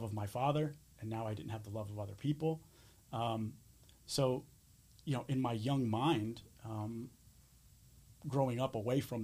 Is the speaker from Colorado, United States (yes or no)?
no; Springfield, Pennsylvania, United States; also born or lived in Clifton Heights, Pennsylvania; I grew up in Delaware County, you know, when I was very, very young. Clifton Heights I lived